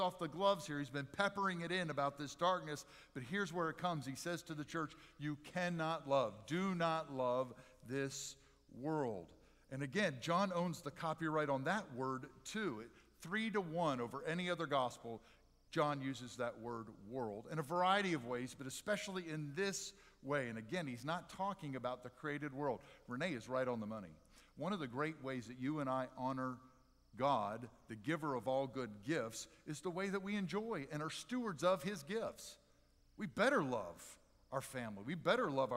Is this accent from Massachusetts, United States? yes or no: no; near Philadelphia, Pennsylvania, United States; I grew up near Philadelphia